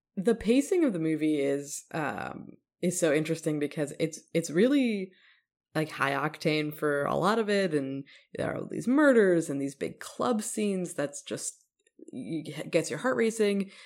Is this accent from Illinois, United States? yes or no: yes; Evanston, Illinois, United States; it was based on my hometown, uh, or set in my hometown